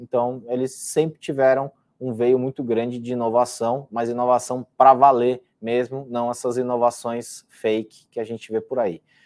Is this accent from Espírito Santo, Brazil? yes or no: no; São Paulo, Brazil; meu pai é espanhol e eu estudei num colégio espanhol aqui em São Paulo, então diria que é a minha segunda língua é espanhol, porque convivi com ela durante quase 15 anos